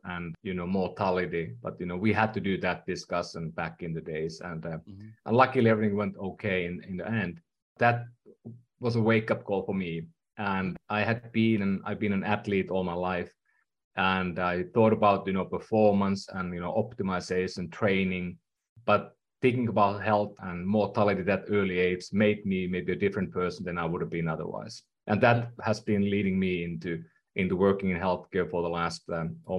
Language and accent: English; Finland; English is a second language; moved away as an adult; now in California, United States; I'm from Finland. That's the reason why I speak funny at times.